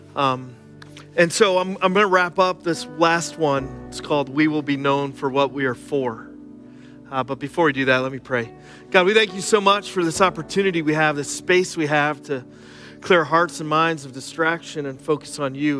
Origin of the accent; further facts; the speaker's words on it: Cressona, Pennsylvania, United States; I grew up in Schuylkill County, right here in Kersona.